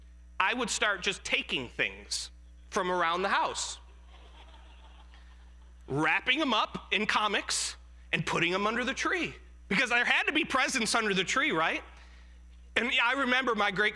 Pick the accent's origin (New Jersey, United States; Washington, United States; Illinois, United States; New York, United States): New York, United States; Jamestown; I was born in Western New York, a little town called Jamestown, New York, and I lived with my great-grandmother growing up